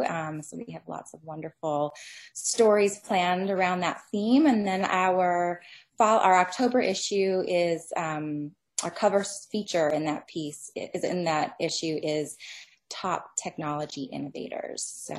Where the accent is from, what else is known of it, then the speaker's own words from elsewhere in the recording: Singapore; born there; also born or lived in Philippines / Bermuda / United States; I've lived in 4 countries. I was born in Singapore and lived in the Philippines and Bermuda, as well as the US.